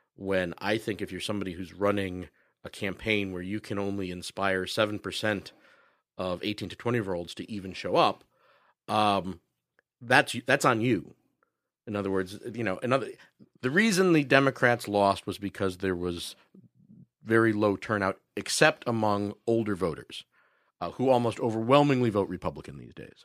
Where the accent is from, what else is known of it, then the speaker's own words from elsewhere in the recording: Chicago, Illinois, United States; also born or lived in Los Angeles; as a Chicagoan